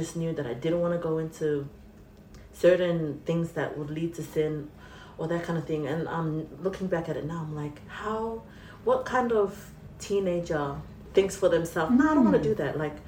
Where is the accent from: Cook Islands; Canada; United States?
Cook Islands; I'm from Raro. On my dad's side, I think I'm from Manihiki, Aitutaki